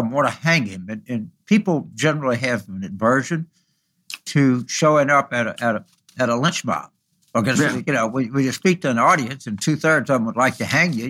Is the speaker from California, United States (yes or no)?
no; near Sunshine, Louisiana, United States; born or raised there